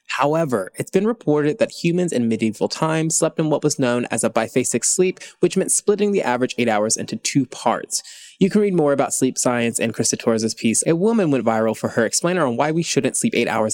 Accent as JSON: {"language": "English", "region": "Tennessee", "country": "United States", "tie": "born or raised there", "moved": "yes", "lives_now": "Los Angeles, United States", "said": "I grew up in Tennessee"}